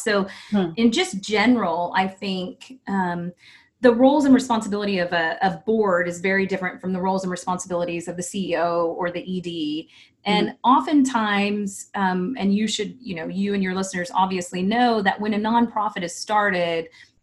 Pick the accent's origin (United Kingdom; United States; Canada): United States; Texas; I'm from Texas